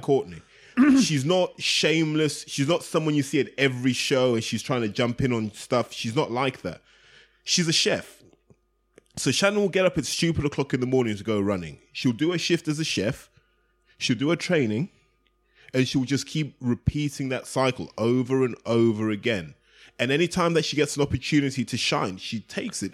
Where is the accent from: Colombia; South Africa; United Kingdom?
United Kingdom; British fans